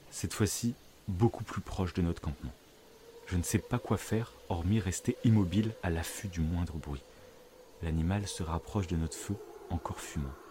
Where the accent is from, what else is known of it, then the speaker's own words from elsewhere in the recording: south-west France, France; j'ai 33 ans et je suis originaire du sud-ouest de la France dans un petit village qui borde l'océan Atlantique.